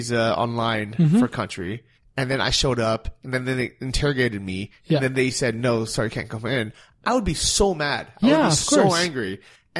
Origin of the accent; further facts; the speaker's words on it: California, United States; I was born in the U.S.